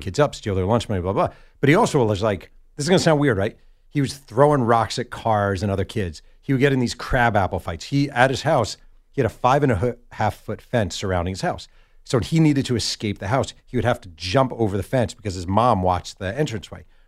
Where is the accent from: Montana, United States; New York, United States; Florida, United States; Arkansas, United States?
New York, United States; now in Southern California, United States; I'm from New York